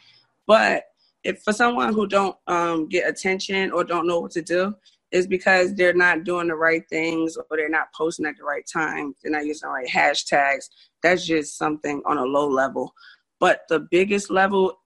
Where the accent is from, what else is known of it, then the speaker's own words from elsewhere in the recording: Orange, New Jersey, United States; I grew up in Orange, New Jersey